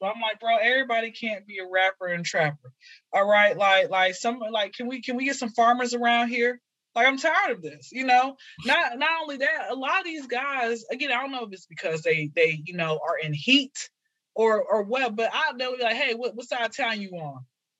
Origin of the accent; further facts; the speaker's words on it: Atlanta, Georgia, United States; So born and raised in Atlanta, been here since I was zero.